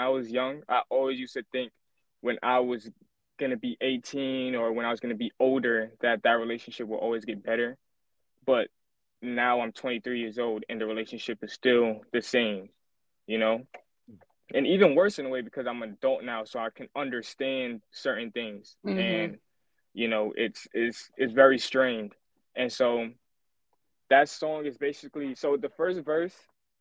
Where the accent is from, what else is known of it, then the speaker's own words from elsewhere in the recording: New York City, New York, United States; also born or lived in Staten Island, New York; Shout out to Flatbush. Yeah, man. That's where I grew up there my whole life. That's all I know. I now live in Staten Island.